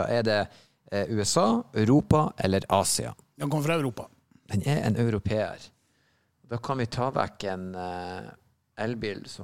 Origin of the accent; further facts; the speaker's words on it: Northern Norway, Norway; moved away; I hvert fall hjemme i Nord-Norge.